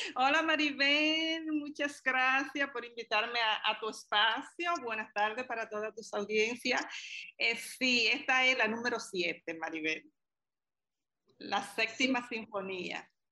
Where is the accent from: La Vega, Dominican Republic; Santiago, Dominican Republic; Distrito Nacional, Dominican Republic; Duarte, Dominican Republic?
La Vega, Dominican Republic; como vegana